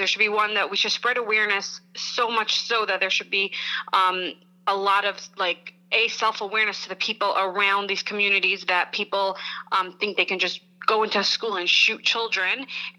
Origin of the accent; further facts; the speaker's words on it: Lakewood, United States; I'm from Lakewood and I'm doing great, thank God.